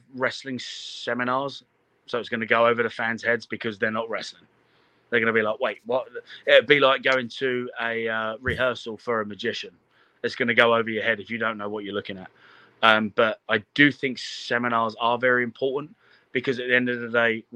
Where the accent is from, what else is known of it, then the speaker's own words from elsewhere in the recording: London, United Kingdom; moved away as an adult; now in United States; I'm a kid from London. I've got the opportunity to move to America